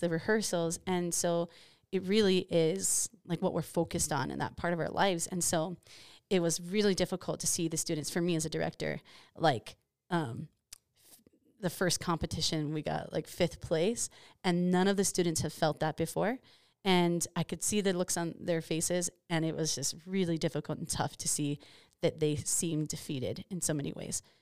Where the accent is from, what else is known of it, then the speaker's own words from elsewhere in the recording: Hawaii, United States; moved away; I'm from Hawaii